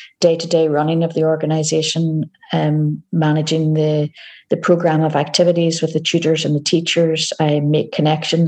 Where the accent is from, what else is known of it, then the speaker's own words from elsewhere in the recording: Northern Ireland, United Kingdom; moved away as an adult; also born or lived in Scotland; now in Glasgow, United Kingdom; As you can tell from my accent, I am originally from Northern Ireland, but I've been living in Scotland now for 18 years.